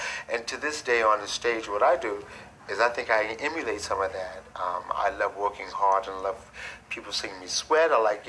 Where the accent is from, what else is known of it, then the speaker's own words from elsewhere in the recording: New York City, New York, United States; A real black artist, being born and raised in New York City all of my life.